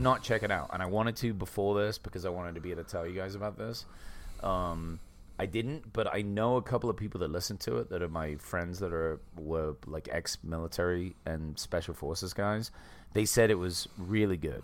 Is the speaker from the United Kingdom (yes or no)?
yes; England, United Kingdom; growing up in England